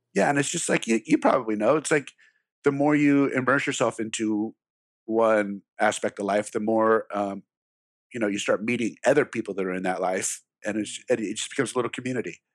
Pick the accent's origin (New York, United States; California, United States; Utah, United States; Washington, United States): California, United States; Glendale; I grew up in Glendale, California